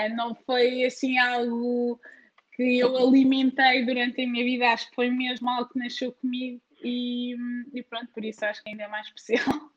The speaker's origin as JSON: {"language": "Portuguese", "country": "Portugal", "tie": "born or raised there", "also_born_or_lived": "northern/centre-north Portugal / Braga", "moved": "yes", "lives_now": "Lyon, France", "said": "mil pontos de facto, é a minha terra e orgulho-me bastante"}